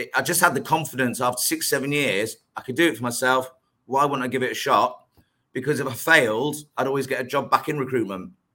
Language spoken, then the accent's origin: English; Lincolnshire, East Midlands, United Kingdom; moved away as an adult; also born or lived in Leicestershire / Manchester; I was born born in Leicestershire. Right. Um, and then and then um, my parents moved to, to, to Lincolnshire. So I went to school in in, in, in Lincolnshire